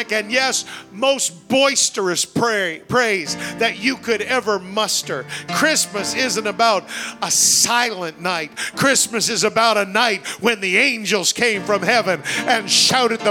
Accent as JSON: {"language": "English", "country": "Canada", "said": "I'm Canadian"}